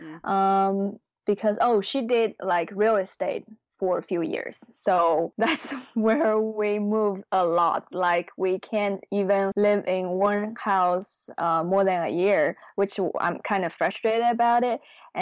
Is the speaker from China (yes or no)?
yes; China; My mom becomes an entrepreneur. And, you know, at that time, it's kind of a new thing in China.